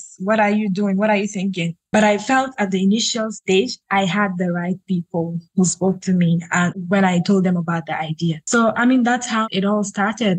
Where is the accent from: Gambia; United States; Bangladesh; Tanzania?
Gambia; I am a lawyer from the Gambia, a human rights lawyer to be specific